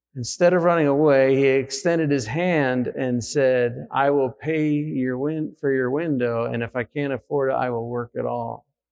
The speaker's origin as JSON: {"language": "English", "country": "United States", "said": "we're Americans"}